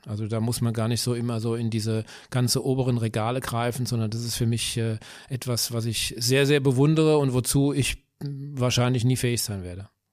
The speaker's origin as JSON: {"language": "German", "town": "Bürstadt", "region": "Hesse", "country": "Germany", "said": "ich komme aus Bürstadt, das ist ein kleines äh, Dorf in Südhessen"}